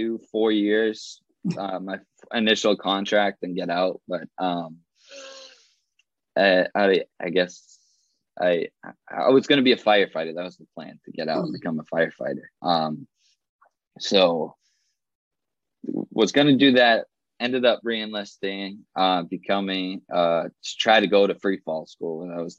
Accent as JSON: {"language": "English", "region": "Massachusetts", "country": "United States", "tie": "born or raised there"}